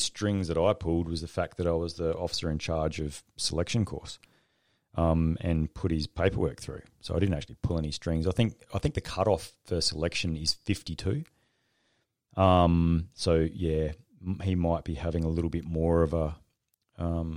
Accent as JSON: {"language": "English", "country": "Australia"}